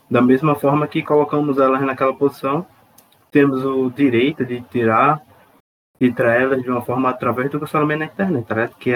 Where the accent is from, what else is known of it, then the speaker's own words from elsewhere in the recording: Curitiba, Paraná, Brazil; Eu sou de Curitiba, é uma cidade muito reservadinha, eu tenho muita educação para falar com as pessoas.